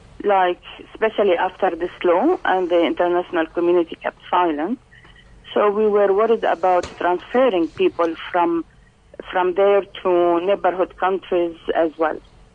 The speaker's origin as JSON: {"language": "English", "country": "Lebanon", "tie": "born or raised there", "also_born_or_lived": "Tarshiha, Palestine (family village)", "said": "I was born in Lebanon as a refugee."}